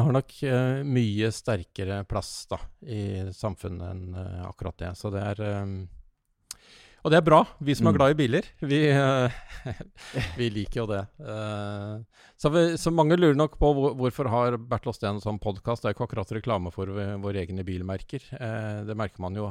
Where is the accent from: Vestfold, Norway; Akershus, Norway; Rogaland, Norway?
Akershus, Norway; Bærum; Jeg, jeg kommer fra Bærum